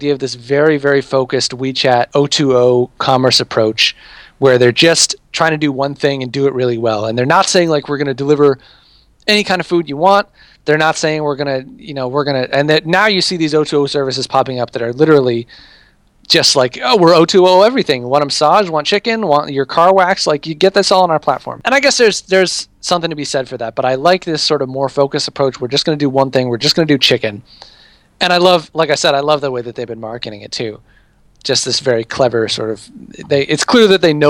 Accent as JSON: {"language": "English", "country": "United States", "said": "my own habits as a American"}